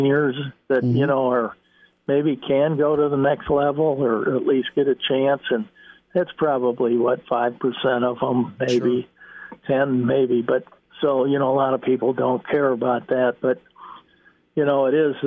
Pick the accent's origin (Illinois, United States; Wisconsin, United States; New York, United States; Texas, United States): Illinois, United States; Chicago; that's my hometown